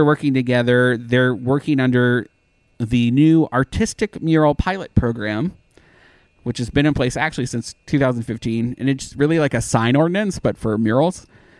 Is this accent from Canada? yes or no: yes; Canada; moved away; Well, I'm Canadian